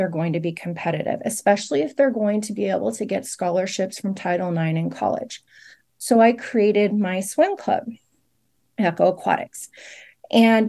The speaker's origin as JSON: {"language": "English", "town": "Fresno", "region": "California", "country": "United States", "tie": "born or raised there", "moved": "as an adult", "said": "I grew up in Fresno. I went to Fresno High School."}